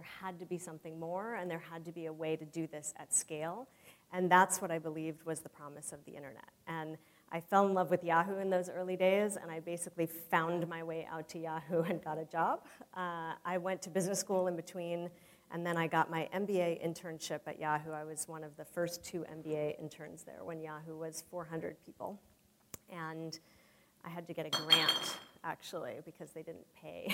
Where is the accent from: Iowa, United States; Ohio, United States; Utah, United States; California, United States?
California, United States; San Francisco; growing up in San Francisco